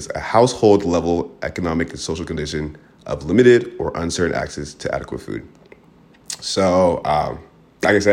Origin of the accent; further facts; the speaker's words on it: Portland, Oregon, United States; I grew up in Portland, Oregon.